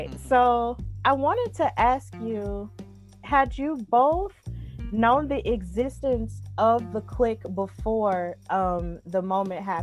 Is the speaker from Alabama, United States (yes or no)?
yes; Birmingham, Alabama, United States; so I was just telling Jason earlier, Mani, that I'm from Birmingham.